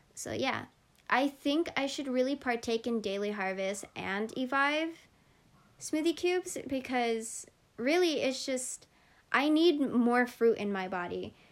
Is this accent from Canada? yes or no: no; Philippines; I'm Filipino